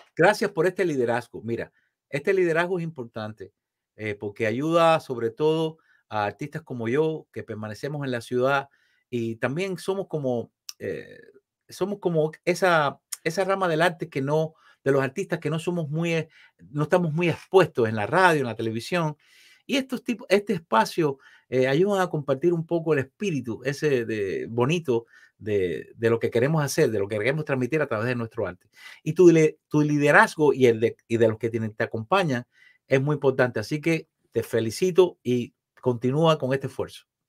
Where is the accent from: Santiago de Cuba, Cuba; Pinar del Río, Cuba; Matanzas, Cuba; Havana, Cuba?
Matanzas, Cuba; moved away as an adult; now in Miami, United States; Yo soy esencialmente un cubano y de Matanzas, la ciudad más linda de Cuba